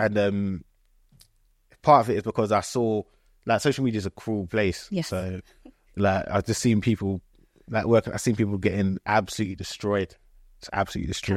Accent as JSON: {"language": "English", "town": "Croydon", "region": "London", "country": "United Kingdom", "tie": "born or raised there", "also_born_or_lived": "Ghana", "said": "I grew up in Croydon"}